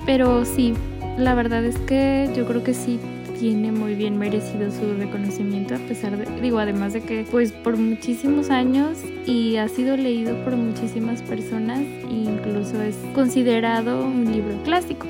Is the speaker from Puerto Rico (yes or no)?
no; Mexico; México, mi país de origen